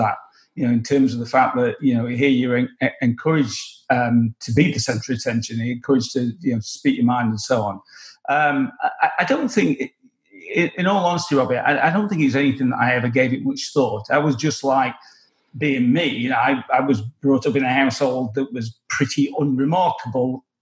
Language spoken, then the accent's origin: English; England, United Kingdom; I'm English